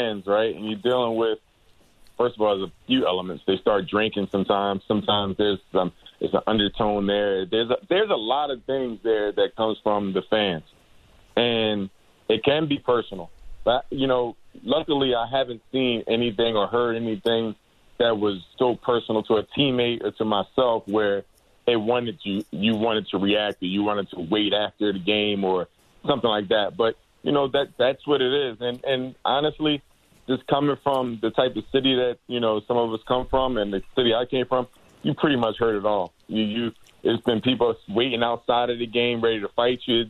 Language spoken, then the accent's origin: English; Philadelphia, Pennsylvania, United States; I'm from Philadelphia